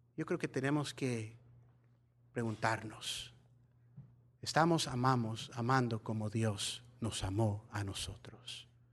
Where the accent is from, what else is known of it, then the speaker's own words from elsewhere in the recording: Mexico; nosotros mexicanos